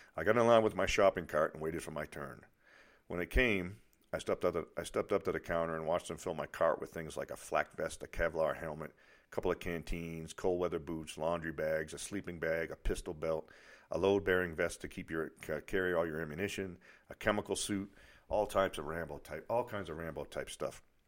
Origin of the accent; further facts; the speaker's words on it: near Boston, Massachusetts, United States; accent: Boston; moved away as an adult; I was from near Boston